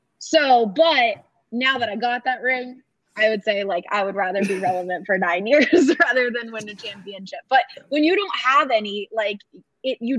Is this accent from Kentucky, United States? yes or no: no; Philadelphia, Pennsylvania, United States; I grew up in Philadelphia